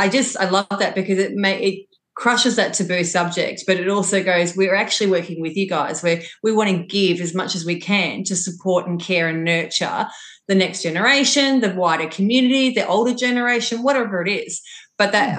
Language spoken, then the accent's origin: English; Longford, Victoria, Australia; as a really outdoor kid growing up in Longford, that was my upbringing